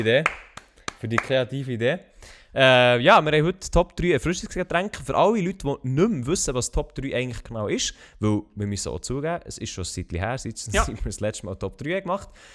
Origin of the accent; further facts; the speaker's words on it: Switzerland; als Schweizer, der kein Französisch kann